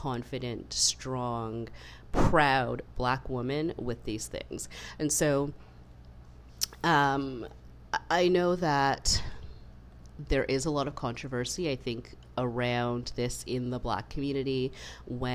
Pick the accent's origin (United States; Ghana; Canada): Canada; I was born in Canada, I grew up in Canada, to immigrant parents